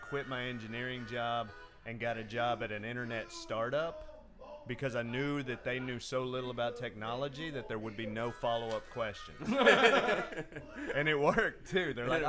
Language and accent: English; Dallas, Texas, United States; now in New York City, United States; I'm from Texas originally.